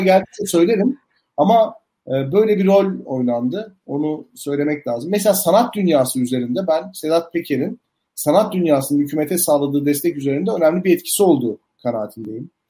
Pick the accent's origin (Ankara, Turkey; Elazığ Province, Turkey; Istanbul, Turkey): Elazığ Province, Turkey; Elazığ; ben Elazığ'da doğdum büyüdüm.